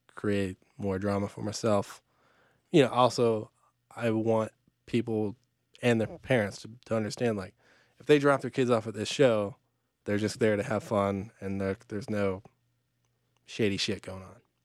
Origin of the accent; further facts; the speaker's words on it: Atlanta, Georgia, United States; now in Charlotte, United States; I grew up in Atlanta